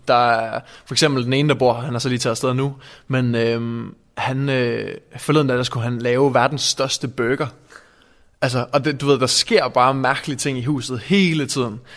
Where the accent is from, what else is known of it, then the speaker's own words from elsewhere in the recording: Randers, Central Denmark Region, Denmark; also born or lived in Aabenraa; jeg kommer fra Randers